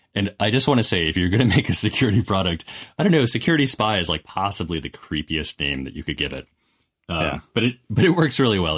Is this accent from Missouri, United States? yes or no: no; Wisconsin, United States; I grew up in Wisconsin